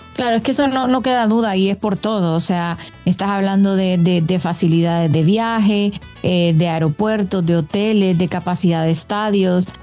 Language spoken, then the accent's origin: Spanish; Honduras; en mi país